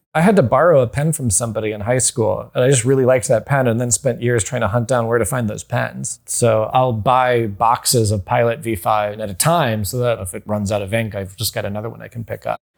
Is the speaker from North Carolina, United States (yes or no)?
yes; North Carolina, United States; I grew up in North Carolina